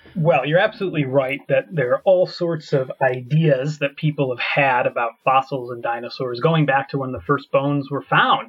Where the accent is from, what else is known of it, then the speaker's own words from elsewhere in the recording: United States; moved away as an adult; also born or lived in Scotland; now in Edinburgh, United Kingdom; I'm from America originally, but I moved to Scotland uh, about seven years ago